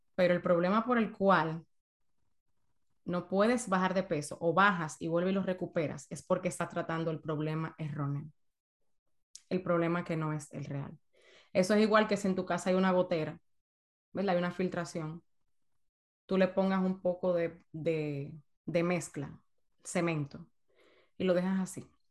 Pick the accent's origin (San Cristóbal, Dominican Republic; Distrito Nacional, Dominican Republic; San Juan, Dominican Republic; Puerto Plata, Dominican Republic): San Cristóbal, Dominican Republic; moved away as an adult; now in United States; yo estudiaba en una escuela privada muy buena en, en San Cristóbal, de donde yo soy en República Dominicana